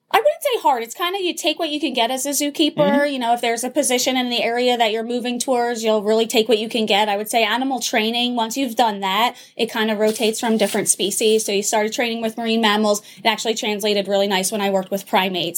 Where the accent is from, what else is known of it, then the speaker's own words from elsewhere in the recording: New Jersey, United States; moved away as an adult; also born or lived in Minnesota; I grew up in South Jersey